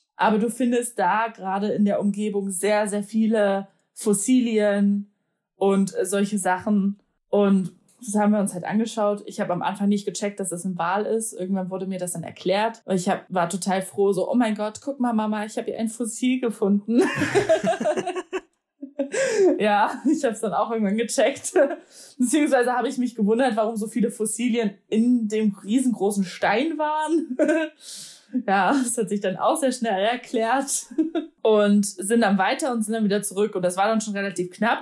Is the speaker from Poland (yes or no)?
yes; Poland; moved away; als Polin